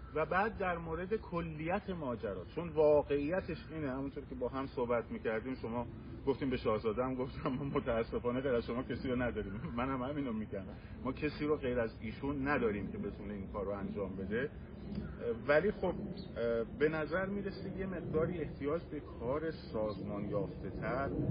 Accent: Iran; من به عنوان یک ایرانی

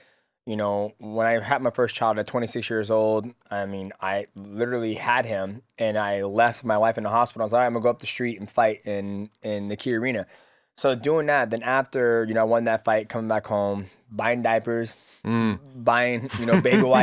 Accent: Seattle, Washington, United States; I'm from Washington

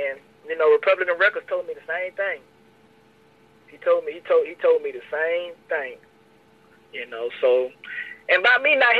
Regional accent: Louisiana, United States; I'm from Louisiana.

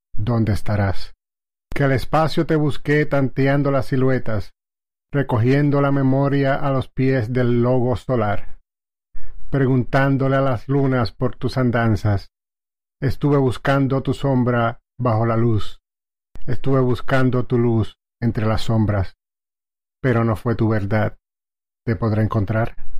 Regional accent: Lajas, Puerto Rico; soy natural de Lajas, Puerto Rico

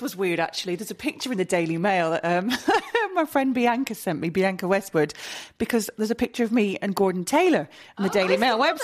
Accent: Scotland, United Kingdom; also born or lived in England; I was born in England, grew up in Scotland, had a dad who represented Scotland

